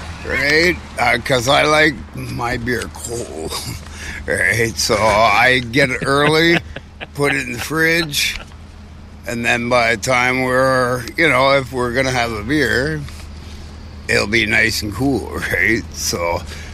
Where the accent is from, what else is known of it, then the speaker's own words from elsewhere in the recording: England, United Kingdom; now in Canada; I'm English